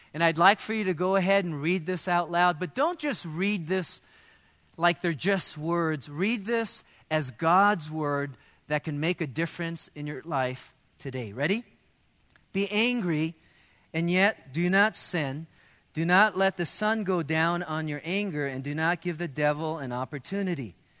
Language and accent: English; United States; as Americans